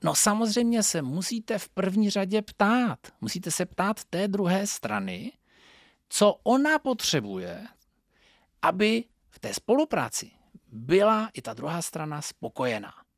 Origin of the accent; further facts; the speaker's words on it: Northern Moravia, Czechia; Pocházím ze Severní Moravy